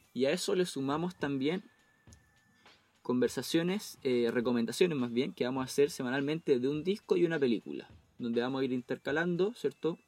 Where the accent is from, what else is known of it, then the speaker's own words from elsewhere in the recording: Temuco, Araucanía, Chile; also born or lived in Chicureo; yo soy de Temuco y vivo actualmente en Temuco